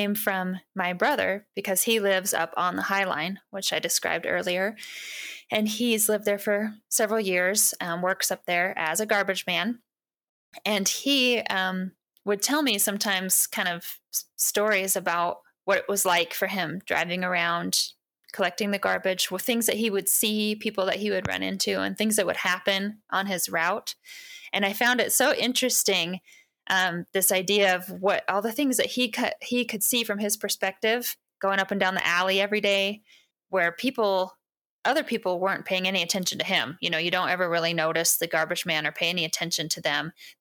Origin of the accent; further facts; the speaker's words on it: Western Washington, United States; moved away as an adult; now in Montana, United States; I grew up in Western Washington on a farm, but I've lived here for over 20 years, so I feel like I'm from here now